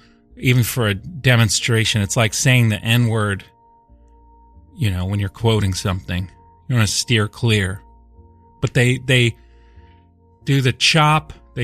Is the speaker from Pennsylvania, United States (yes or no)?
no; Des Moines, Iowa, United States; even though I'm from Des Moines, Iowa, and like Irish American.